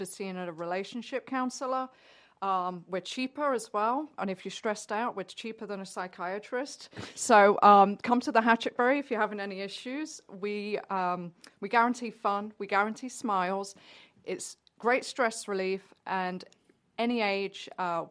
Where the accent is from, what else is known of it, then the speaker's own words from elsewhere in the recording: Nottingham, East Midlands, United Kingdom; moved away as an adult; also born or lived in London; now in Gainesville, United States; I'm from Nottingham originally, which is right in the middle of England.